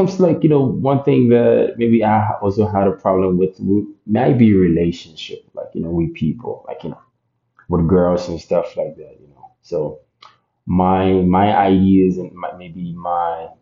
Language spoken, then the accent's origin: English; Ghana; moved away as an adult; now in Canada; I was born and raised in Ghana, like, you know, my whole environment has been about the Ghanaian culture